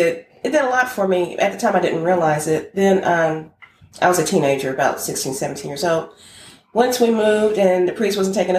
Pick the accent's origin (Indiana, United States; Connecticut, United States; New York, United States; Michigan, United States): Indiana, United States; Indianapolis; also born or lived in Holloman Air Force Base, New Mexico; I was born in Holloman Air Force Base, New Mexico. Yes, sir. And I was baptized there. And then my father came back to Indianapolis. And so I'm a cradle, what they call a cradle Catholic.